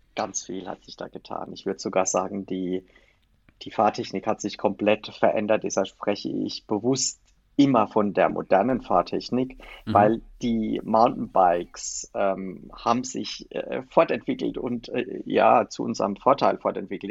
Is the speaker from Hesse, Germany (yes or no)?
no; Palatinate Forest, Rhineland-Palatinate, Germany; der Pfälzerwald mir äh, mit meiner Heimat besonders am Herzen liegt